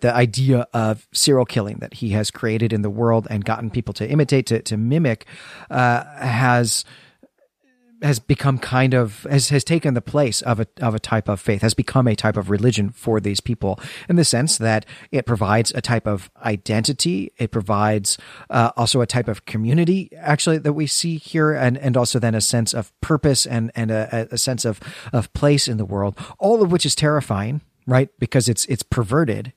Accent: United States; our identity as Americans

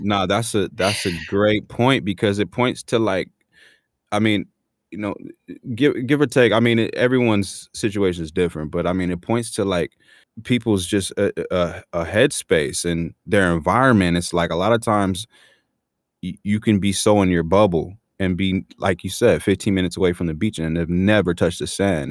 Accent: National City, California, United States; also born or lived in Chula Vista, California / Los Angeles, California; I grew up, born and raised in San Diego

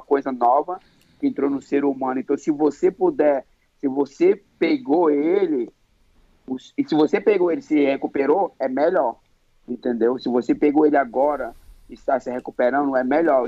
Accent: Manaus, Amazonas, Brazil; me trouxe para cidade da Amazônia, Manaus, onde eu nasci.

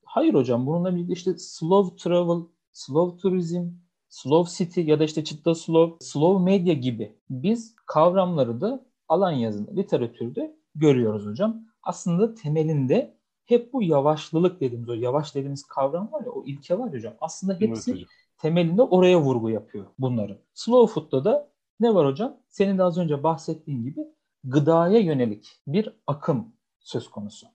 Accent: Beypazarı, Ankara, Turkey; ben Ankara Bey Pazarlıyım

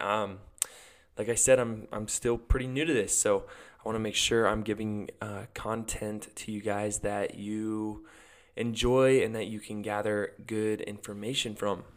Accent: Gunnison, Colorado, United States; my hometown is Gunnison, Colorado.

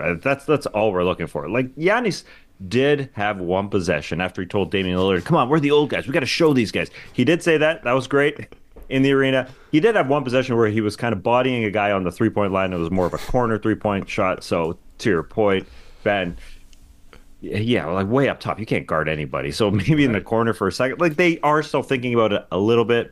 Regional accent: Canada; I'm a Canadian.

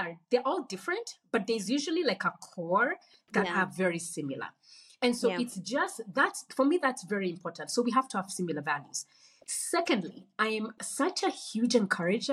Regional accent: Kenya; moved away as an adult; now in Nairobi, Kenya; I grew up in Kenya, I didn't grow up in Nairobi, so I was really moving to like a new place

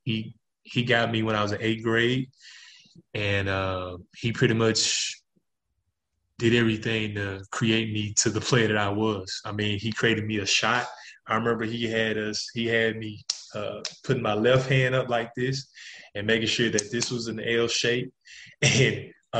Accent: Jackson, Mississippi, United States; my hometown, Jackson, Mississippi

